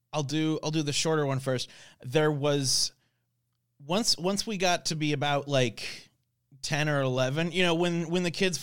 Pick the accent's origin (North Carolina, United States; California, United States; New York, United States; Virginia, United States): North Carolina, United States; Chapel Hill; So I grew up in North Carolina, we grew up in Chapel Hill